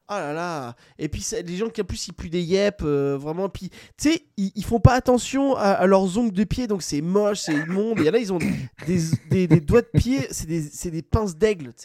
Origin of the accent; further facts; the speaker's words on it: Netherlands; now in France; moi je viens du Pays Bas, j'étais toujours en chaussettes